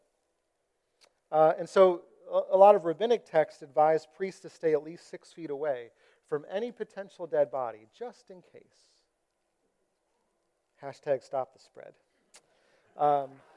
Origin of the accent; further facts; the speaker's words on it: United States; I've been discipled as an American